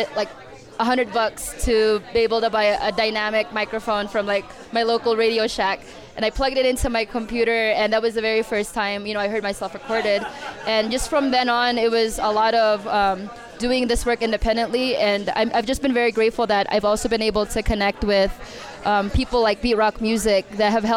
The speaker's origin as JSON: {"language": "English", "area": "the Bay Area", "region": "California", "country": "United States", "tie": "born or raised there", "said": "I grew up in the Bay, I had my Filipino roots"}